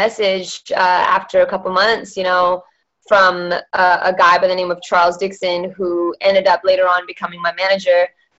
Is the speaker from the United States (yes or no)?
no; Perth, Western Australia, Australia; also born or lived in Malaysia; so I was born in Malaysia and that's where my dad had his karaoke and everything. And then by the age of 10, they decided to move us over to Perth, Western Australia